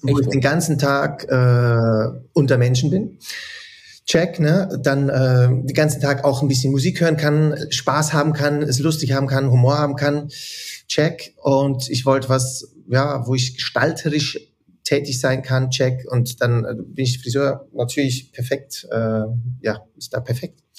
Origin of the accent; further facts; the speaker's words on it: Zürich, Switzerland; also born or lived in Wädenswil; Ich bin mehr in Zürich und Wädenswil aufgewachsen eigentlich.